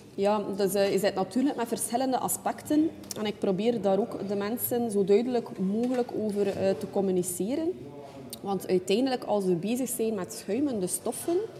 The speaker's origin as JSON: {"language": "Dutch", "town": "Ostend", "region": "Flanders", "country": "Belgium", "tie": "born or raised there", "said": "geboren en getogen in Oostende."}